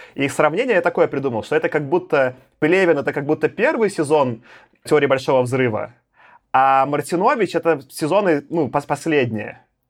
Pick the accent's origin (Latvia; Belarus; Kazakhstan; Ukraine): Belarus; now in Moscow, Russia; я сам из, Беларуси родился